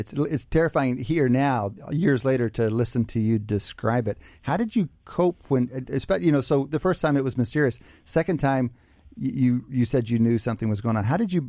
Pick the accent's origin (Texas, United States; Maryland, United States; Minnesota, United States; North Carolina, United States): Texas, United States; West; I'm from West Texas. I'm born and raised in football